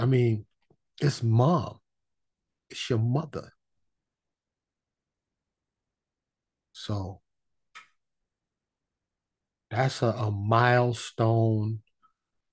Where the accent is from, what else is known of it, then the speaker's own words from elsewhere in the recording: New York City, New York, United States; I was born and raised in New York City. In the streets, mostly Harlem and the Bronx